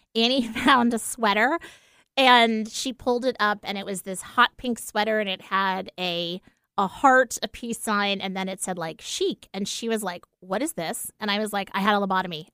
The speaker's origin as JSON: {"language": "English", "region": "East Coast", "country": "United States", "said": "we're from the East Coast"}